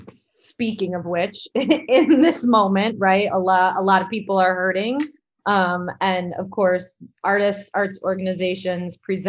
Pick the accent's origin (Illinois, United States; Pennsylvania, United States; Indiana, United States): Illinois, United States; Elgin; So my organization, Side Street Studio Arts, is part of the downtown Elgin community, especially growing up in Elgin.